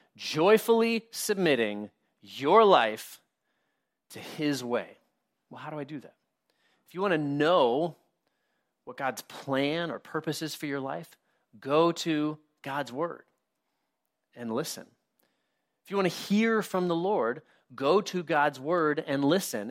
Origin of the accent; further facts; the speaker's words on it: United States; us as American Christians